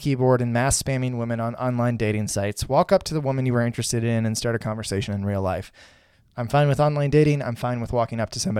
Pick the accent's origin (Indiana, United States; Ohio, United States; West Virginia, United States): Indiana, United States; I'm a dude from Indiana who, you know, works at GM.